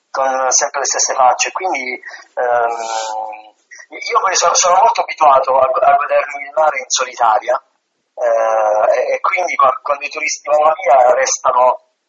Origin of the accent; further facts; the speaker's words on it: Apulia, Italy; sono pugliese, vivo in un paese di mare